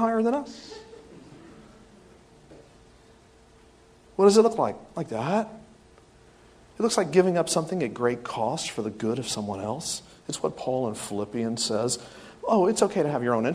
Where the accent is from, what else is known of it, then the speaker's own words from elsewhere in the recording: the South, United States; I am from the South